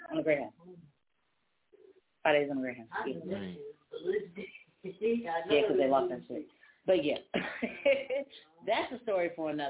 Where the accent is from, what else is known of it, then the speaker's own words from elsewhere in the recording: California, United States; moved away as an adult; I'm from Cali.